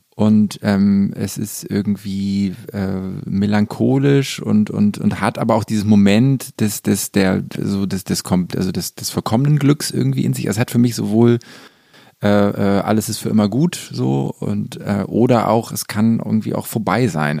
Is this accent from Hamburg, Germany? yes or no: yes; Hamburg, Germany; ich bin ja in Hamburg groß geworden